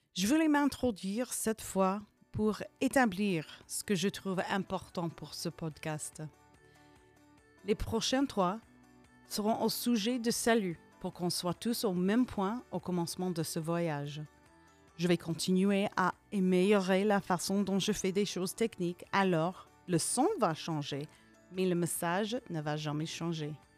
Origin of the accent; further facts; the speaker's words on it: Hastings, Nebraska, United States; French is a second language; also born or lived in California / Vierzon, France; J'ai agrandi dans une ville qui s'appelle Hastings, ou bien Hastings